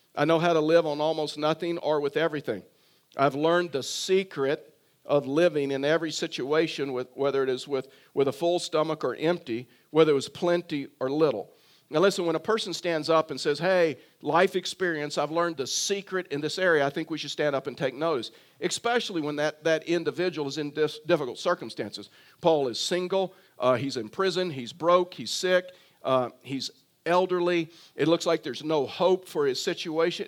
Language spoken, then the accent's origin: English; Texas, United States; I was raised in Texas